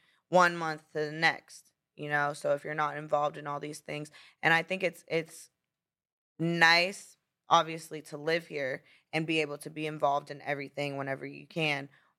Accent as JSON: {"language": "English", "region": "Florida", "country": "United States", "tie": "born or raised there", "said": "Well, you know, especially, well, maybe because I did grow up in Florida and I'm used to, like, islands and tropical things."}